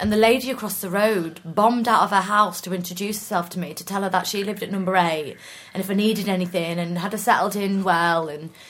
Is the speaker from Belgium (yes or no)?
no; Norwich, East of England, United Kingdom; moved away; also born or lived in York; I'm actually from Norwich. And then I moved to York. I was only in York for about 10 years and I've been down south since.